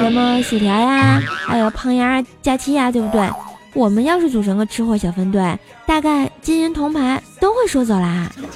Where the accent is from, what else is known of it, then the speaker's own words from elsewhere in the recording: China; 作为一个中国人